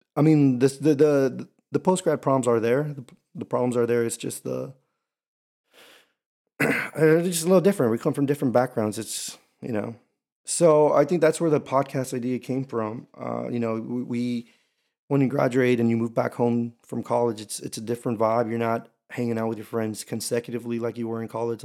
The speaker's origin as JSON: {"language": "English", "town": "Houston", "region": "Texas", "country": "United States", "tie": "born or raised there", "also_born_or_lived": "Camp Pendleton, California", "said": "I am from Houston, Texas, H Town, Hold It Down. Um, yeah, but, but I lived here from up until I was eighteen"}